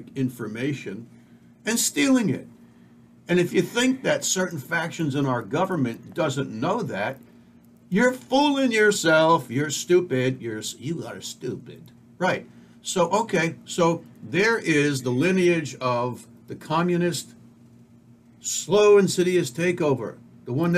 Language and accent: English; United States; I am an American through and through